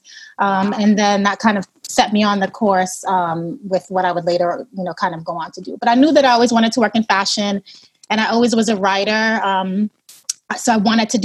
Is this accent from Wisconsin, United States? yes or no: no; New York City, New York, United States; I'm a native New Yorker. I grew up in Brooklyn